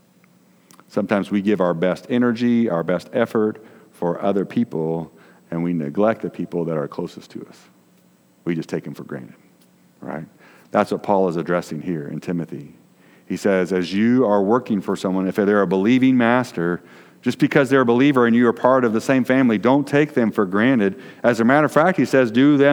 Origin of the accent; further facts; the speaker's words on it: Decatur, Illinois, United States; where we grew up in Decatur, Illinois